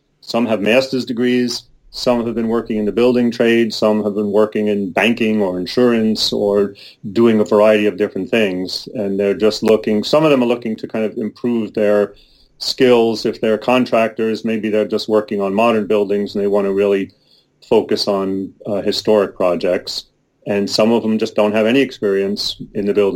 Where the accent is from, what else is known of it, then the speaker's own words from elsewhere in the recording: East Coast, United States; now in Oregon, United States; I'm originally from the East Coast